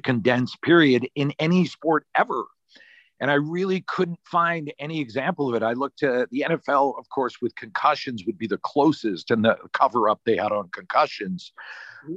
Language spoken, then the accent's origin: English; Worcester, Massachusetts, United States; moved away; also born or lived in Los Angeles; I grew up in Worcester